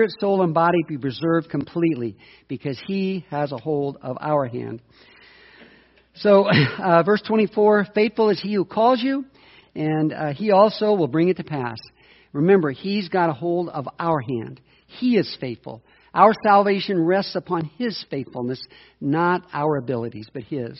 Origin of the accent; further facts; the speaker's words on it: United States; as an American